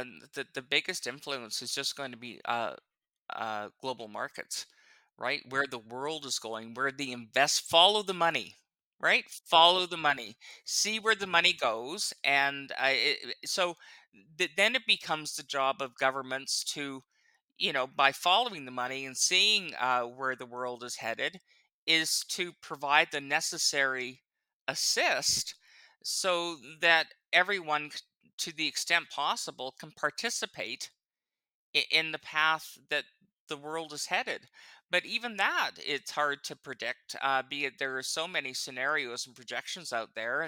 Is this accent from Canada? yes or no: yes; Calgary, Alberta, Canada; now in Ottawa, Canada; I was born in 61, so I was 13. So I don't know what I was thinking when I was 13. I don't think I thought much about it at all. I mean, I loved Calgary.